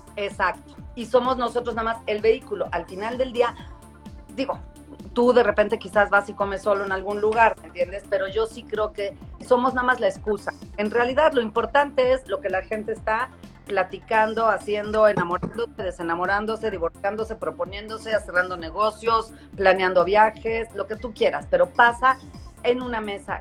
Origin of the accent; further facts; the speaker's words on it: Mexico; moved away as an adult; also born or lived in New York / Washington; estoy en Nueva York y vivo en Washington y regreso a México